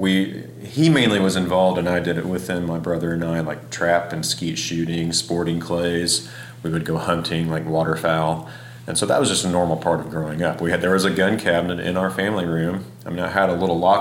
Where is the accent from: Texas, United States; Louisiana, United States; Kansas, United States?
Kansas, United States; now in Kentucky, United States; I grew up in Kansas